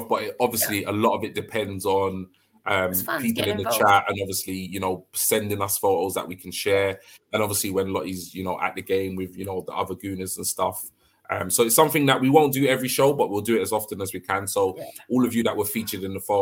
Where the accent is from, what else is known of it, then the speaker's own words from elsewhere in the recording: London, United Kingdom; moved away as an adult; I'm originally from London, even though I've recently moved